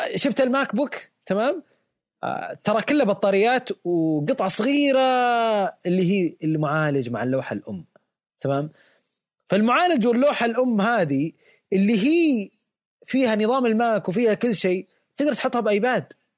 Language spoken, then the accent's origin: Arabic; Saudi Arabia; عندنا بالسعوديه